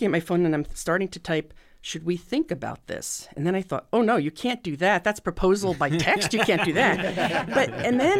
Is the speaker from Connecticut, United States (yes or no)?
no; New Jersey, United States; now in Indiana, United States; I'm from New Jersey